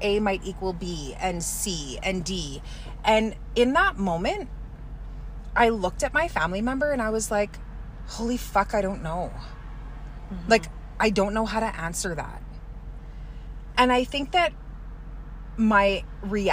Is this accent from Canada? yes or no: yes; Kehewin Cree Nation, Alberta, Canada; I'm from the Kihiwin Cree Nation right here in Treaty 6 territory.